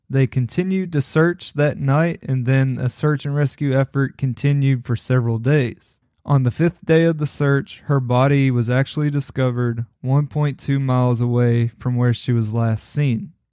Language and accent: English; Kentucky, United States; given the fact that I'm from Kentucky, I couldn't help but to include one case that happened here in my home state.